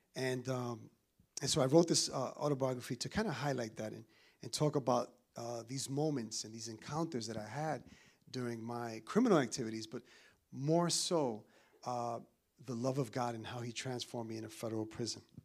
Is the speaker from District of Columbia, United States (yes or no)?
no; New York City, New York, United States; also born or lived in Dominican Republic; I'm from New York